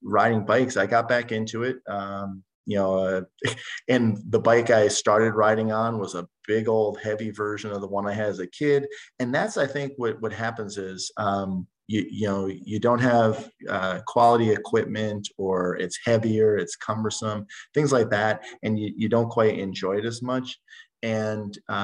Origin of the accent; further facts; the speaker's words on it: New Jersey, United States; now in Minnetonka, United States; I'm from New Jersey